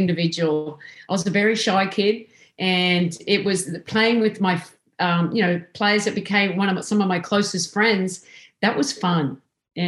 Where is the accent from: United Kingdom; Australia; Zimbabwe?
Australia; moved away as an adult; now in United States; I'm Australian, coming into America.